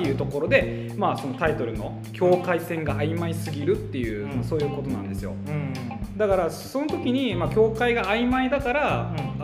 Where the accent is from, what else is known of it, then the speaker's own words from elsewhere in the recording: Okinawa, Japan; 地元が沖縄